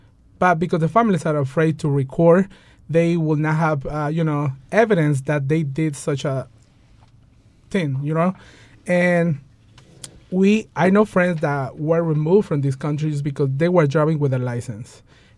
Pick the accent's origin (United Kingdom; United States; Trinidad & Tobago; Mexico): Mexico; Like, you know, I'm from Mexico, you know, and things like that.